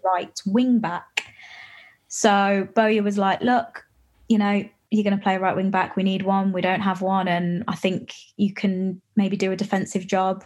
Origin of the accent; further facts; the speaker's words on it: West Midlands, United Kingdom; I'm from the West Midlands